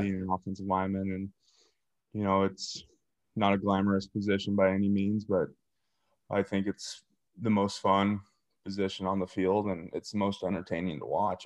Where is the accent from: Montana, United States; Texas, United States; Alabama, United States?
Montana, United States; eastern; moved away as an adult; now in Ohio, United States; I grew up in a small town in eastern Montana, about five thousand people.